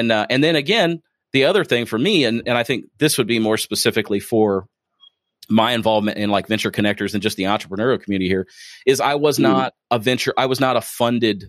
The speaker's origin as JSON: {"language": "English", "town": "Springfield", "region": "Ohio", "country": "United States", "moved": "yes", "said": "I'm originally from Springfield, Ohio"}